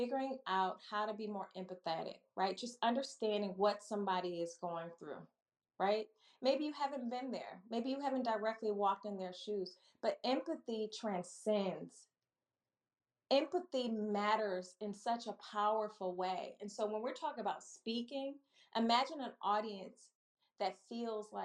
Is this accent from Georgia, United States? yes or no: no; Milwaukee, Wisconsin, United States; also born or lived in Chicago; now in Maryland, United States; I'm a Midwest girl at heart, born and raised in Milwaukee